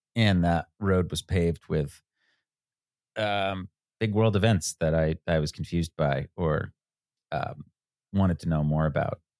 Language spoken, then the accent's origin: English; United States; 15 year old kid growing up outside New York City